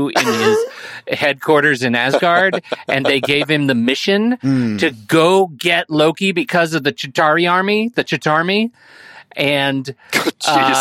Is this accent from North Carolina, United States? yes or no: no; Portland, Oregon, United States; I'm from Portland!